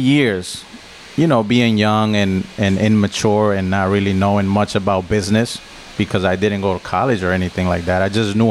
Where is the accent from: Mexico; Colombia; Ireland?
Colombia; English is a second language; now in United States; Well, the thing is, like, growing up in Colombia is different than growing up in the States.